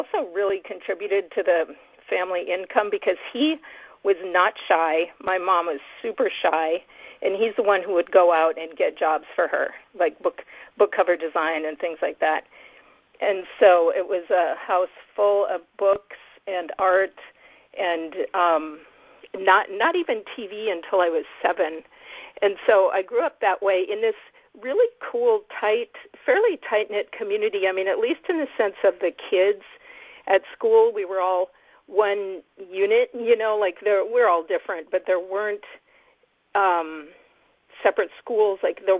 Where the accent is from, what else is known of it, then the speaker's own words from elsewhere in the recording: Wisconsin, United States; now in Mendocino Coast, United States; So I grew up in Wisconsin Dairyland, in a German, like a town that had Catholic German immigrants, you know, from a long time back. Like my classmates were third generation, fourth generation. So it was definitely a town full of farms, but my parents were beatniks